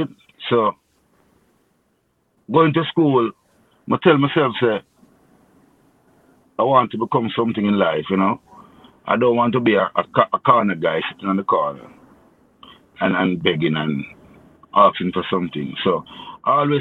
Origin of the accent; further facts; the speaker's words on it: May Pen, Clarendon, Jamaica; I grew up in Maple, Clarendon